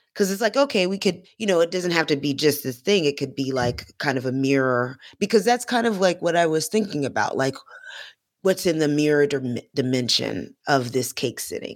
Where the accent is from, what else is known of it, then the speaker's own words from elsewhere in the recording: Florida, United States; I'm from Florida